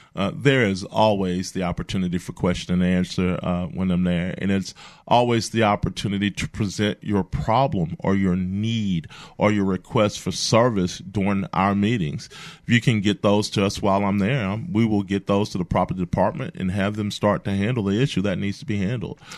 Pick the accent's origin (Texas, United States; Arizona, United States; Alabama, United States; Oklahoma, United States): Alabama, United States; Mobile; I'm from Mobile, a lifelong resident. Uh, grew up down the bay